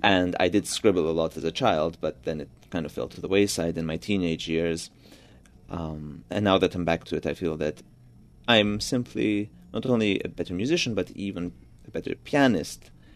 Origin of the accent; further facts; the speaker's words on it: Budapest, Hungary; first language Georgian; English is a second language; moved away; also born or lived in Georgia / New York; my family moved to Budapest when I was only a few months old. So I grew up in Hungary.